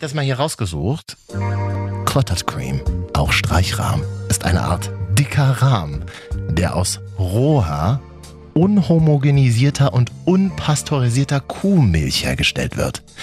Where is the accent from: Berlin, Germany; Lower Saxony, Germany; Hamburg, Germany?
Berlin, Germany; als Berliner